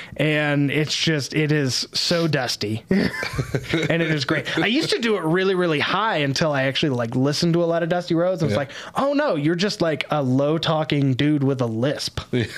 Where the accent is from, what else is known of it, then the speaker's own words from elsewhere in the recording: Texas, United States; I'm from Texas and I don't talk low.